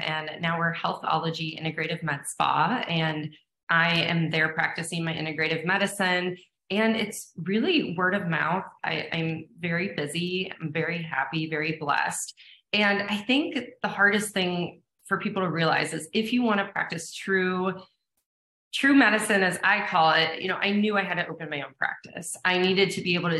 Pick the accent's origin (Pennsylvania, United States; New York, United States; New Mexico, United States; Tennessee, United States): Pennsylvania, United States; Erie; I grew up in Erie, Pennsylvania